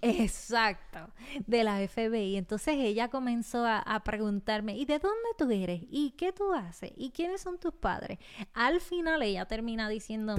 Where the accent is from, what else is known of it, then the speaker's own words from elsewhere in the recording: Puerto Rico; nacida y criada en Puerto Rico